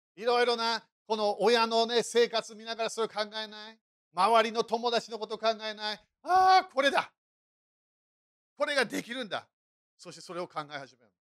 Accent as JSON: {"language": "Japanese", "country": "United Kingdom", "moved": "yes", "said": "そして私、イギリス人だからね"}